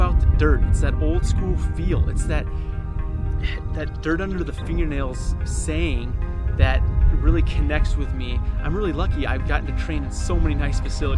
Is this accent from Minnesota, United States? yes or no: no; Myrtle, South Dakota, United States; moved away; I am back in Myrtle, South Dakota, my hometown.